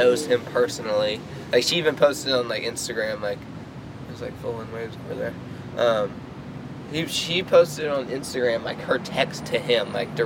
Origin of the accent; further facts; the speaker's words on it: Myrtle Beach, South Carolina, United States; my hometown, Myrtle Beach, South Carolina